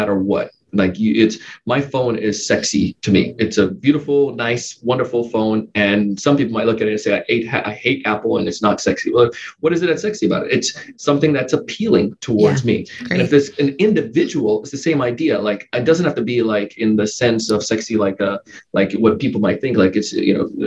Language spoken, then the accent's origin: English; Jamaica; now in West Palm Beach, United States; my early life, growing up in Jamaica.